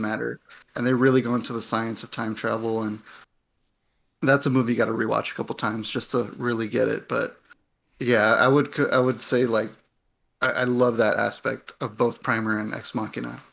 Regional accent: United States; my parents came from Mexico and I, and I, and I grew up here in the States

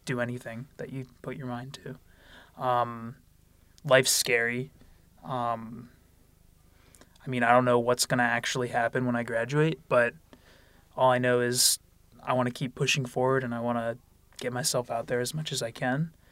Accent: Lansdale, Pennsylvania, United States; I'm from Lansdale, Pennsylvania. That's about forty minutes north of Philadelphia. Um, I went to North Penn High School

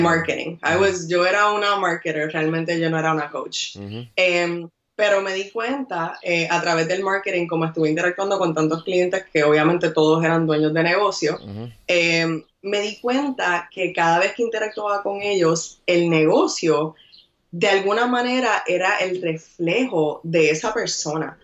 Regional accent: Puerto Rico; moved away as an adult; now in New York, United States; soy boricua de pura cepa, nací y criada en Puerto Rico

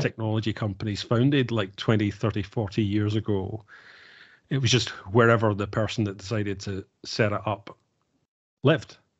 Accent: Glasgow, Scotland, United Kingdom; I grew up in Glasgow

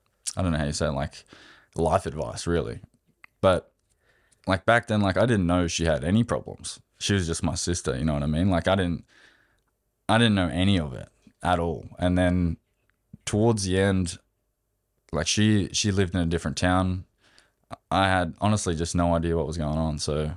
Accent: Australia; I'm Australian.

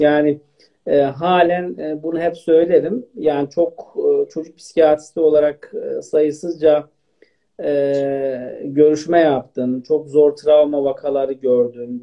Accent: Elazığ Province, Turkey; now in Istanbul, Turkey; Aslen Elazığlıyım.

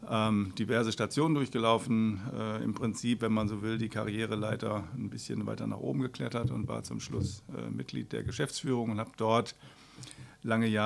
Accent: Essen, North Rhine-Westphalia, Germany; now in Mülheim, Germany; Ich Bin eigentlich geborener Essener und ich bin im Verlauf meines Lebens äh, viel rumgekommen, immer so im Umkreis von Essen.

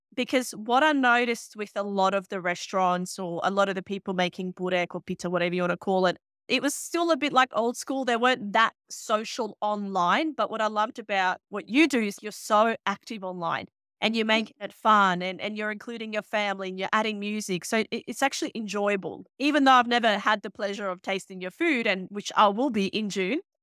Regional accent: Bosnia & Herzegovina; now in Sydney, Australia; I grew up in Bosnia

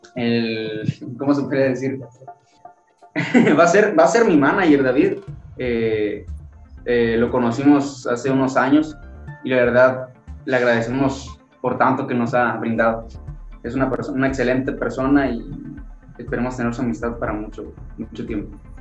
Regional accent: Tonalá, Chiapas, Mexico; also born or lived in Tuxtla Gutiérrez, Chiapas; Yo nací en la ciudad de Tuxtla Gutiérrez, Chiapas, pero radico en Tonalá, Chiapas, es mi, mi ciudad natal

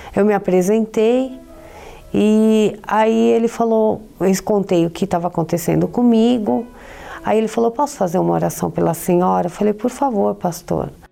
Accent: São Paulo, Brazil; eu sou de São Paulo e vim de uma família tradicional.

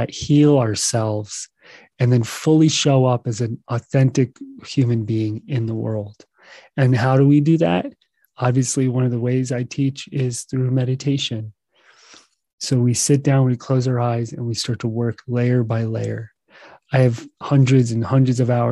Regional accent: United States; I'm from the United States

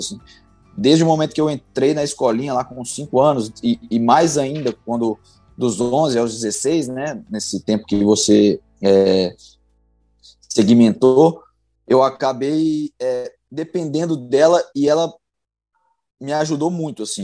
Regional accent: Belo Horizonte, Minas Gerais, Brazil; sou natural de Belo Horizonte

